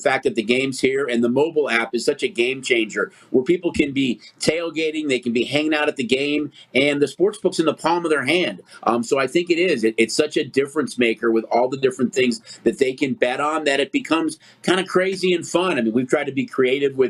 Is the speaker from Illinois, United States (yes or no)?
yes; Chicago, Illinois, United States; I'm from Chicago